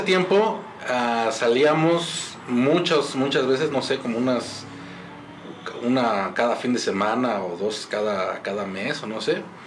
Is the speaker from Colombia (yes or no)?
no; Mexico; also born or lived in Monterrey; aquí como mexicano